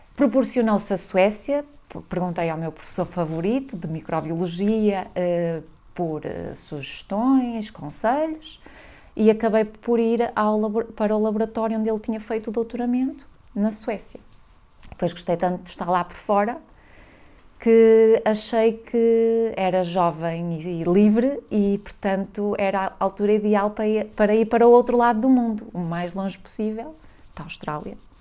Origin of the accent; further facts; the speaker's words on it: Valença, Norte, Portugal; moved away as an adult; also born or lived in London; eu sou de Valença do Minho, a minha pronúncia denuncia-me